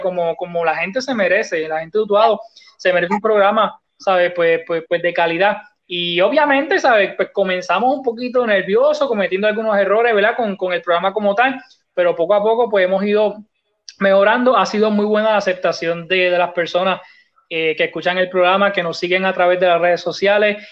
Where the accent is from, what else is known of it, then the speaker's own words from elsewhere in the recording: Utuado, Puerto Rico; Me crié aquí, ¿verdad? Soy, soy de aquí